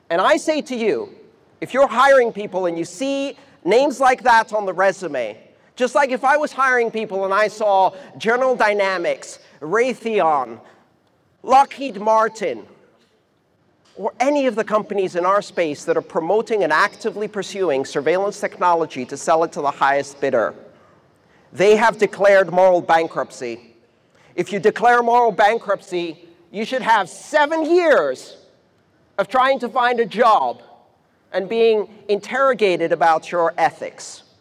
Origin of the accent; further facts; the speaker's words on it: Iran; born there; I was born in Iran. I didn't choose that.